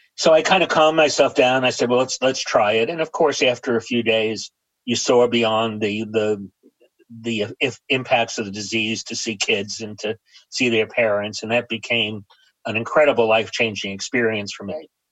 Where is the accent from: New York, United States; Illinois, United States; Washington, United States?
New York, United States; New York City; I grew up in New York City in an area called Astoria, New York